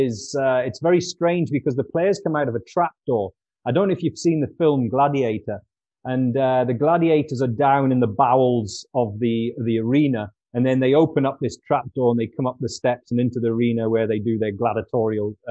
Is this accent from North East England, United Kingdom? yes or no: yes; Newcastle upon Tyne, North East England, United Kingdom; my hometown club, Newcastle United